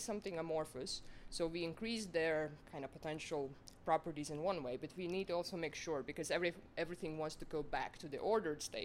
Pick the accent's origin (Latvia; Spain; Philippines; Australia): Latvia; moved away as an adult; now in Otago, New Zealand; I'm originally from Latvia